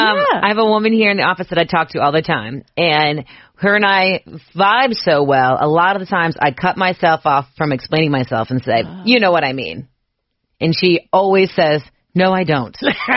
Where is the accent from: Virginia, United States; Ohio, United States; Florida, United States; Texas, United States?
Ohio, United States; Cincinnati; I'm from the west side.